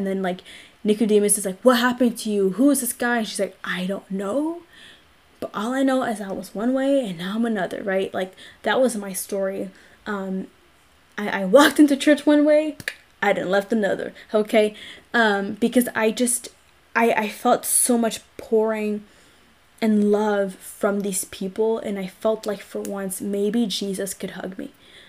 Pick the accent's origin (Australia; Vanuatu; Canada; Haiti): Canada; I'm Black. I'm Canadian.